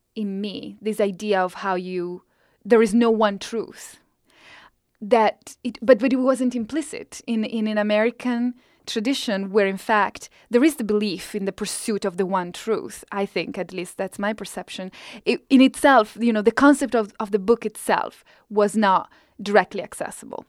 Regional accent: Italy; English is a second language; moved away as an adult; now in United States; as my English got better and better throughout this decade, my Italian just sort of is coming down

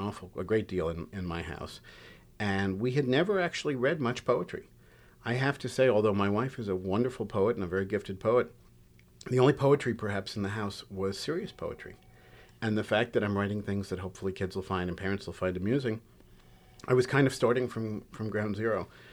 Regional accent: New York City, New York, United States; I grew up in Queens

